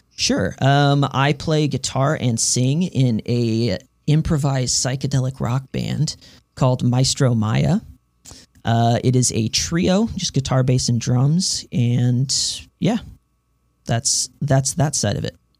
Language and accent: English; Houston, Texas, United States; now in Denton, United States; I'm from Texas, originally from Houston, Texas, but now I'm living up in North Texas, uh, Denton specifically